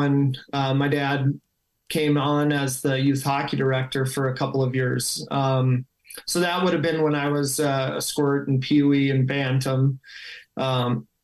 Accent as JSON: {"language": "English", "town": "Moorhead", "region": "Minnesota", "country": "United States", "tie": "born or raised there", "said": "my parents moved down to Moorhead for college, and then obviously that's where I grew up"}